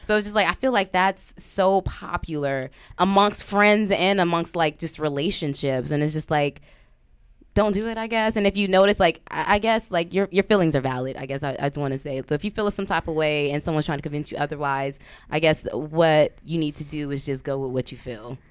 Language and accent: English; Compton, California, United States; moved away as an adult; I'm from Compton, West Side